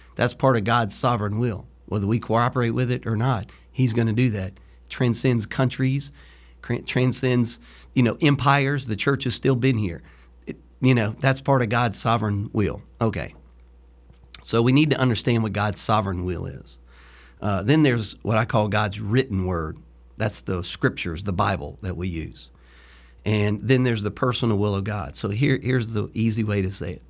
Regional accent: Louisiana, United States; now in Florida, United States; when you're from Louisiana

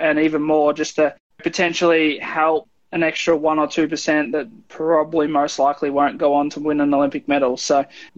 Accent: Bendigo, Victoria, Australia; also born or lived in Melbourne; I grew up in Bendigo and there wasn't much for my swimming back in Bendigo. So I had to move to Melbourne

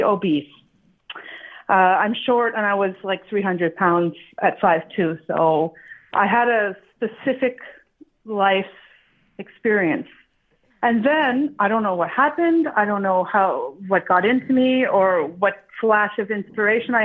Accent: Montreal, Quebec, Canada; I'm from Toronto's favorite other Canadian city, Montreal.

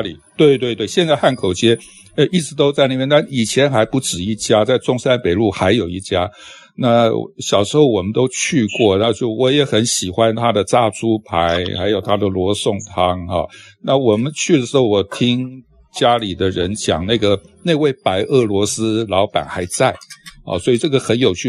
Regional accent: Taiwan; 我们这些在台湾出生的人

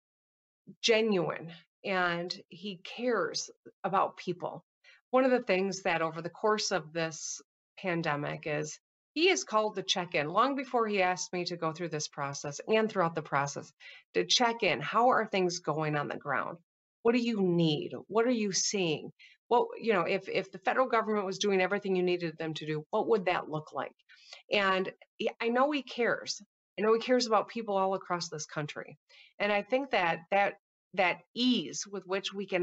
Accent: Michigan, United States; I can stay here in my home state

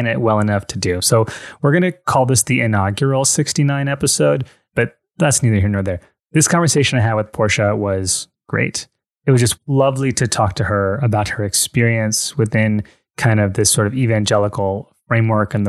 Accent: United States; moved away as an adult; also born or lived in Miami, Fort Lauderdale area; now in Fort Lauderdale, United States; I'm like from New York, I'm from New Jersey

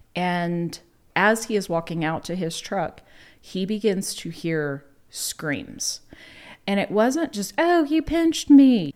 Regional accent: the South, United States; we're from the South

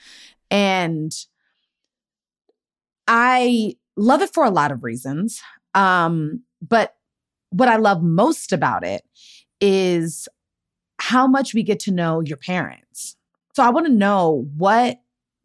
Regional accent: Maryland, United States; we come from the same place. We're both Maryland girls.

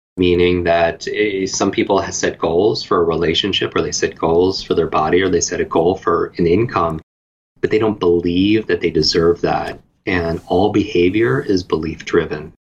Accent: Northeast, United States; I grew up in the Northeast

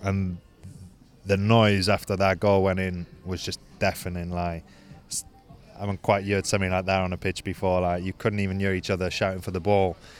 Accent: Wales, United Kingdom; moved away as an adult; also born or lived in Caerphilly; being Welsh

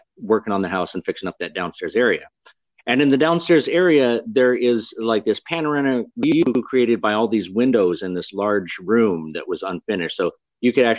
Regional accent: Fairbanks, Alaska, United States; I'm from Alaska, Fairbanks, Alaska

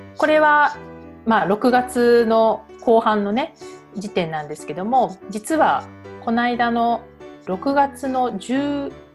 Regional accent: Japan; moved away; 日本人だから

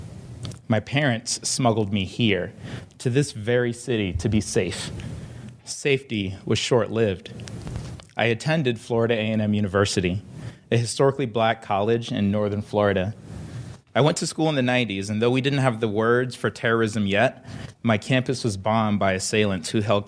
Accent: Liberia; moved away; I am from Liberia, a fiercely independent and resilient little country off of the coast of West Africa.

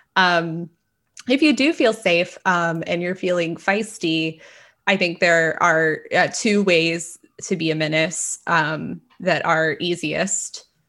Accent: Texas, United States; as a Texan

